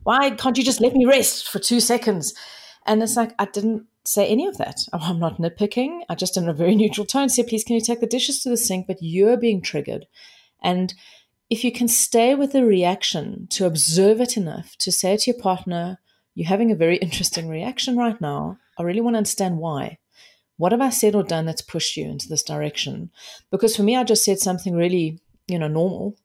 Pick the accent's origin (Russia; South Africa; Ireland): South Africa; I am South African